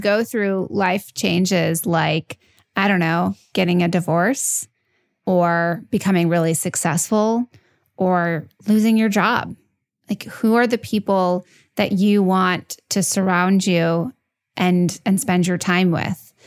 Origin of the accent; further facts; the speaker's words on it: New York, United States; I'm a New Yorker, I'm Italian.